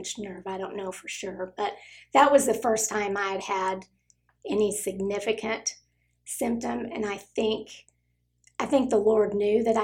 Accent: Amarillo, Texas, United States; moved away as an adult; now in Frisco, United States; I grew up in Amarillo and I'm the youngest of four kids

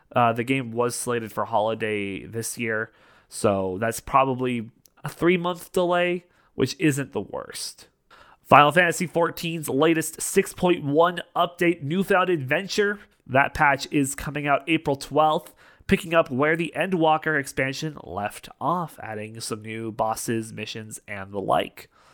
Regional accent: Canada; I am Canadian

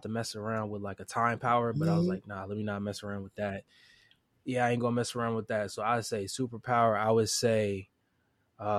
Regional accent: Chester, Pennsylvania, United States; now in Wilmington, United States; Originally, I'm from Chester, Pennsylvania

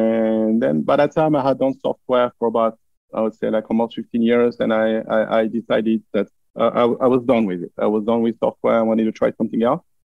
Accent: France; English is a second language; moved away as an adult; now in Florida, United States; I live in Florida here. I grew up in France, as probably my accent makes obvious.

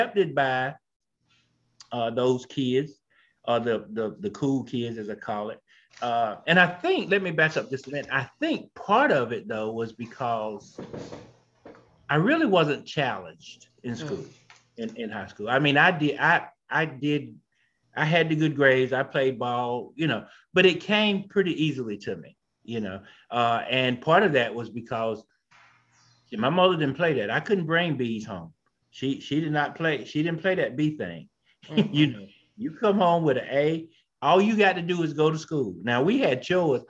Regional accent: Marshville, North Carolina, United States; born and bred here in North Carolina, down in a small town named Marshfield

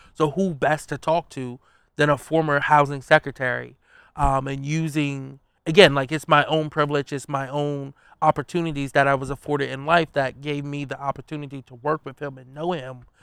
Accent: Wilmington, Delaware, United States; I'm a kid from North Side of Wilmington, which, you know, growing up, it was known as Murder Town U S

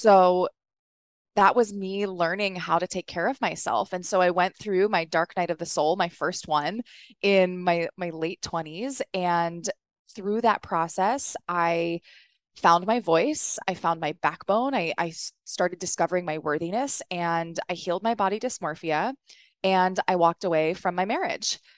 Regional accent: East Coast, United States; also born or lived in New York; I grew up on the East Coast

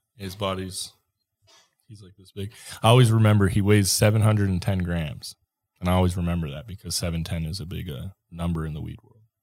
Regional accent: Minnesota, United States; now in Colorado, United States; I grew up in Minnesota

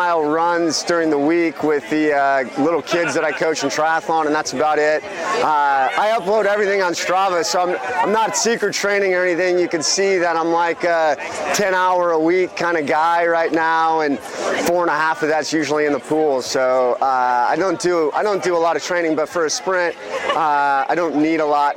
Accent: Des Moines, Iowa, United States; Des Moines, Iowa

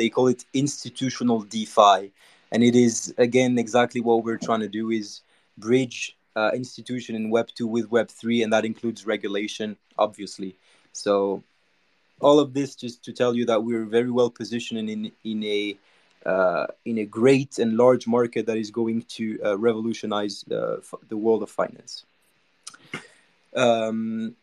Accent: Monaco; I'm from Monaco

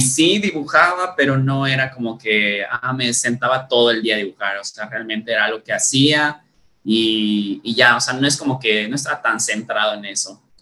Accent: Valladolid, Yucatán, Mexico; also born or lived in Isla Mujeres, Quintana Roo / Spain; nos movimos desde que yo era bebé a, a Valladolid, ¿no? Y pues nada, prácticamente toda mi vida he crecido aquí

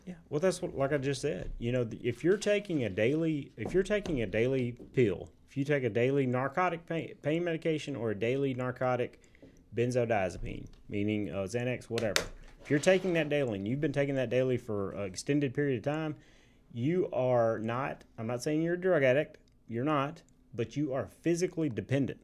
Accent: Tipton, Tennessee, United States; moved away as an adult; now in Memphis, United States; I love my hometown

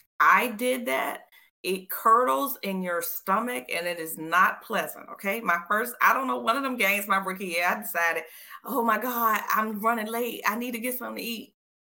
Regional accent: Richmond, Virginia, United States; I'm from Richmond, which is the capital, you know, it's a little thugged out

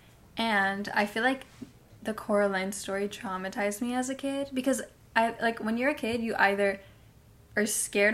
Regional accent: Hialeah, Florida, United States; also born or lived in Pembroke Pines, Florida; I'm from Hialeah.

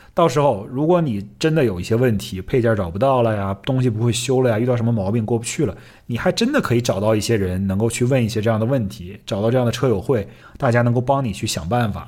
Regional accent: China; moved away; 虽然我们在中国长大

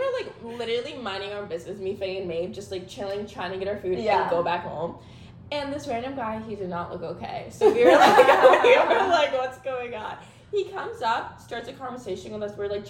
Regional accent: New Jersey, United States; moved away as an adult; now in Washington, D.C., United States; we're from Jersey, so, like, we've gone to, like, New York a lot.

